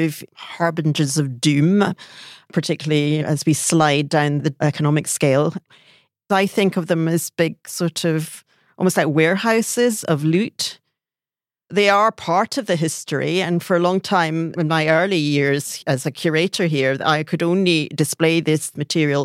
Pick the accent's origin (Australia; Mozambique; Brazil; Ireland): Brazil; moved away; also born or lived in Singapore / Africa; I was born in Brazil, so that's where part of my family's from.